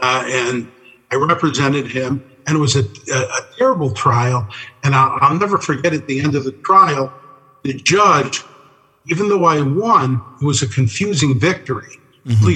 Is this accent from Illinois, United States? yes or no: yes; Chicago, Illinois, United States; growing up in Chicago